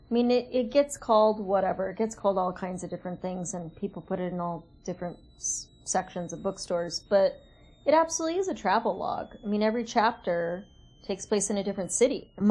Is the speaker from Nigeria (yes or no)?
no; Kathmandu, Bagmati, Nepal; also born or lived in Bangkok, Thailand; I was born in Bangkok just because of the hospitals, but we lived in in Kathmandu, and my first few years of life were in Kathmandu.